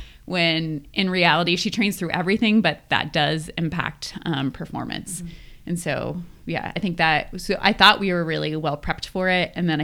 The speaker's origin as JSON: {"language": "English", "region": "Colorado", "country": "United States", "said": "we're both from Colorado."}